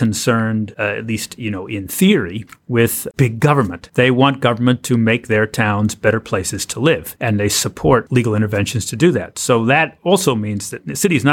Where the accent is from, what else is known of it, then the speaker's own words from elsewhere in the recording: Pennsylvania, United States; my home state of Pennsylvania